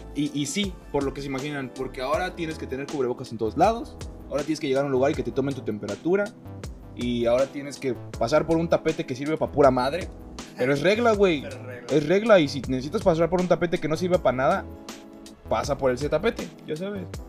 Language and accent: Spanish; Mérida, Yucatán, Mexico; nacido donde nosotros somos, de Mérida, Yucatán